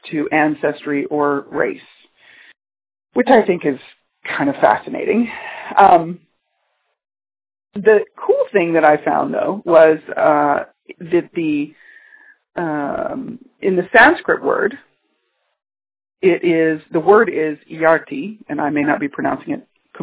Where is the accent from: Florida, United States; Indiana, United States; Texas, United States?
Texas, United States; moved away as an adult; also born or lived in California; I was born in Texas, I had grown up in the energy of a city in Texas